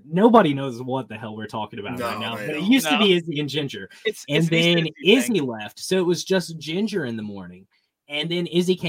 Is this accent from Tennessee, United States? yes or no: yes; Bristol area, Northeast Tennessee, United States; So everybody is from Northeast Tennessee, the Bristol area.